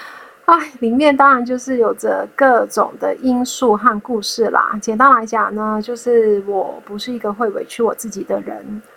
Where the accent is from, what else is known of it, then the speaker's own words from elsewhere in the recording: Hong Kong; moved away as an adult; now in Taiwan; 我在二零一三年从香港来到台湾念大学，成为港澳侨生，在一八年的时候毕业。